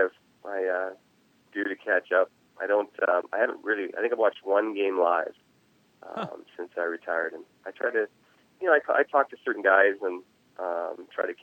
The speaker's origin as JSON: {"language": "English", "town": "Nanaimo", "region": "British Columbia", "country": "Canada", "tie": "born or raised there", "said": "growing up in Canada, especially at the age where I was"}